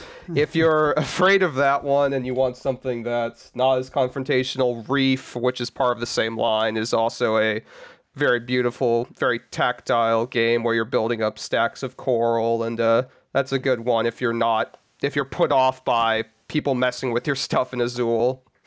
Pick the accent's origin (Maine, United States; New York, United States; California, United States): California, United States; Southern; I come from SoCal